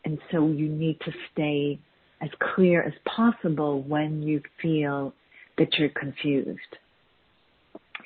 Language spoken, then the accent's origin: English; Boston, Massachusetts, United States; also born or lived in Chicago; I was born in Boston, Massachusetts, in the U.S.